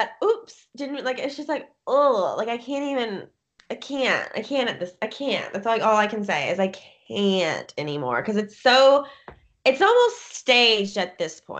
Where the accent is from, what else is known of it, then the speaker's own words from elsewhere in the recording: Columbia, Kentucky, United States; She's from my hometown, which is so freaking weird. Columbia, Kentucky. Like, you can't even see it on a map.